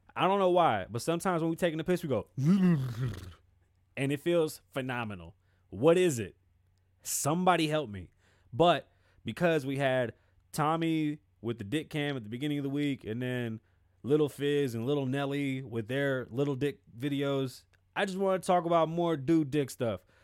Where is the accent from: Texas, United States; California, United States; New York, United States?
New York, United States; New York City; I am Puerto Rican and I'm from the Bronx